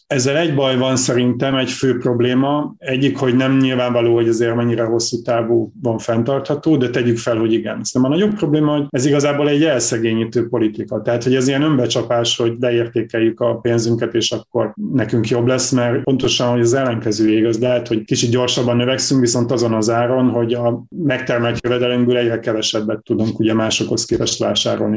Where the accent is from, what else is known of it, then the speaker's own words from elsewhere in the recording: Borsod-Abaúj-Zemplén, Hungary; én is onnan származom